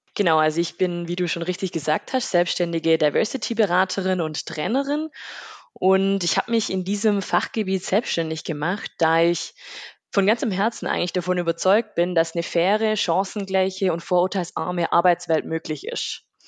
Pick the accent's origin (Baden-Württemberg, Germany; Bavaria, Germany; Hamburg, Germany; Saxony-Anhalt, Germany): Baden-Württemberg, Germany; Rottweil district; Ich komme aus dem Landkreis Rottweil, aus einem kleinen ähm, Dorf mit 1000, 1000 Seelen